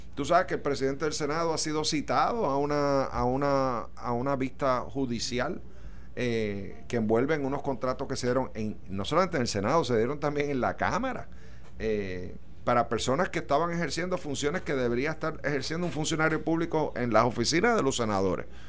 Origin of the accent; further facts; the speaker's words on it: Puerto Rico; como puertorriqueño